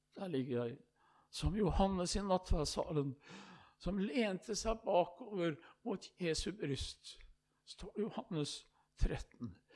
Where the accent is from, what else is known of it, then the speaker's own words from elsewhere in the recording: Østfold, Norway; hjemme i Østfold, i Indre Østfold, i Rakkestad.